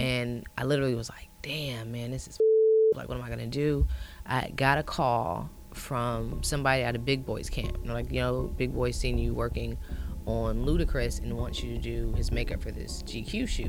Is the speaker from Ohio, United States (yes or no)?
yes; Ohio, United States; moved away; I'm from Ohio